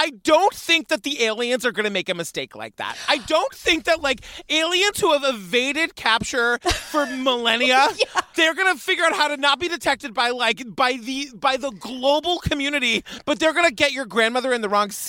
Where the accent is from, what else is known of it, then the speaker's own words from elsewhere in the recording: New England, United States; Like, I grew up in New England.